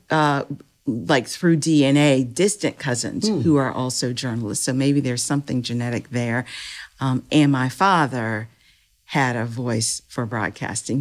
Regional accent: Powhatan, Virginia, United States; I grew up in Powhatan, Virginia

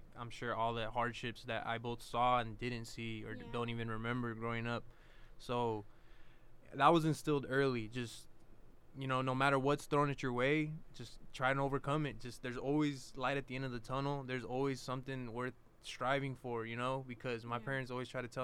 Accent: Williams, California, United States; moved away; I'm from Williams, California, and I take a lot of pride in where I come from.

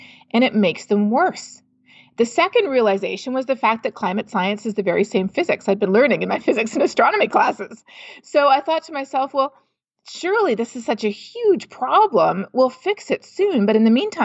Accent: Canada; my home country of Canada

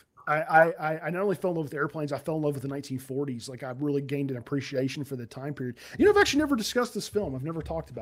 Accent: Nashville, Tennessee, United States; moved away; I'm originally from Nashville

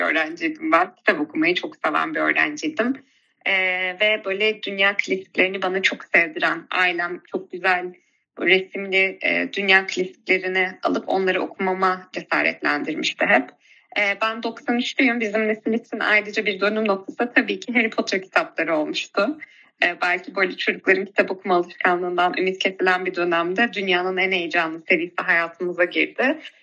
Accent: Ankara, Turkey; moved away as an adult; now in Istanbul, Turkey; bin dokuz yüz doksan üç yılında Ankara'da dünyaya geldim. Ee, hali hazırda şu an İstanbul'da yaşıyor olsam da, e, doğduğum, büyüdüğüm, e, ve köklerimin olduğu Ankara'yı çok seviyorum.

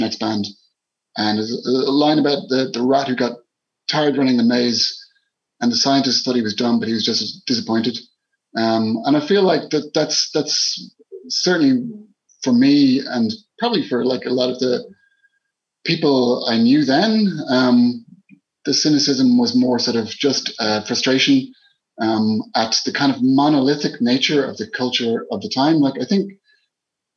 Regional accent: Killiney, Leinster, Ireland; I grew up in Killiney, not the part of Killiney that Bono lives

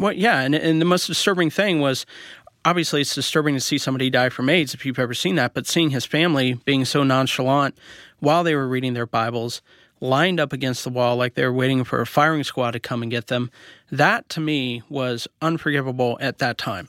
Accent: Columbia, Missouri, United States; also born or lived in Kansas City; I was raised in Columbia, Missouri, in Kansas City. Actually, I started out in Columbia

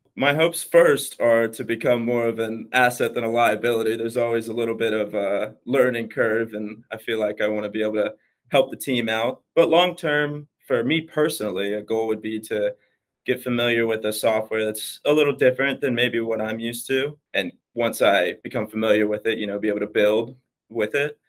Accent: Wilmington, North Carolina, United States; moved away as an adult; now in Dallas, United States; I am actually from Wilmington, North Carolina

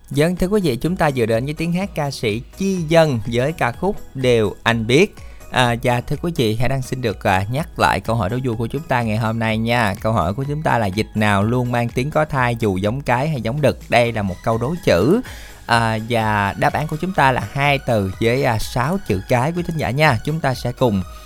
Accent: Mỏ Cày, Bến Tre, Vietnam; quê thì ở mỏ cài

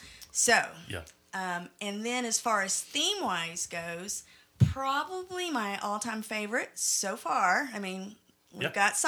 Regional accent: Florida, United States; moved away; So I'm from Florida, so I didn't grow up in snow.

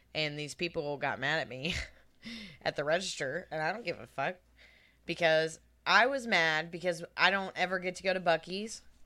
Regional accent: Texas, United States; also born or lived in Oklahoma; I'm from Texas, and I lived in Oklahoma for ten years

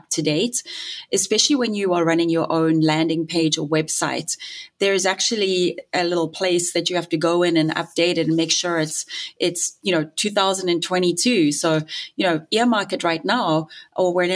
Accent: South Africa; moved away; I'm South African too, in case you didn't hear the funny accent.

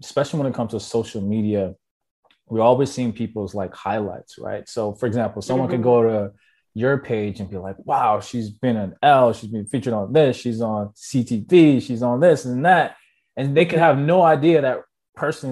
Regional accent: Jamaica; I'm Jamaican

